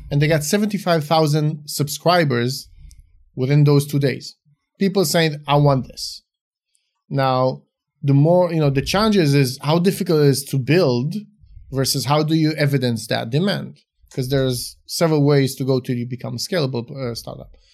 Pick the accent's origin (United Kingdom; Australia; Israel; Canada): Israel; also born or lived in Romania; moved to Israel when I was about five, grew up in Israel